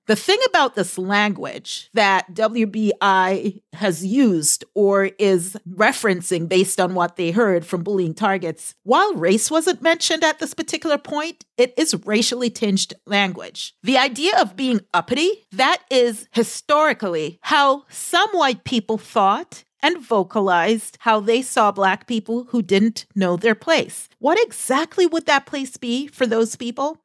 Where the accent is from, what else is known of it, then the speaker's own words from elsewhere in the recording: Boston, Massachusetts, United States; I am from the Boston area.